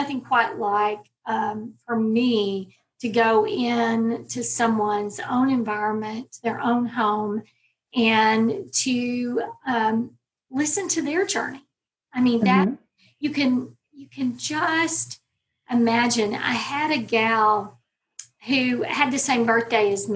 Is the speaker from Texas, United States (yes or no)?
yes; Texas, United States; I'm a Texas girl. I always tell my children that I was born in Texas and I plan to die in Texas